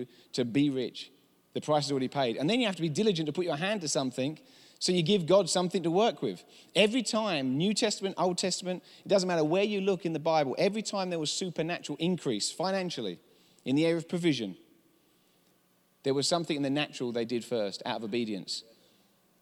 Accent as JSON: {"language": "English", "region": "England", "country": "United Kingdom", "accent": "English", "moved": "yes", "lives_now": "United States", "said": "I'm from England"}